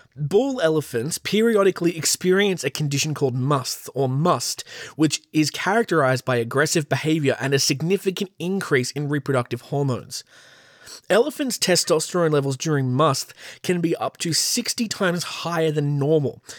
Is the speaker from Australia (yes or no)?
yes; Australia; accent: Australian; my beautiful Australian accent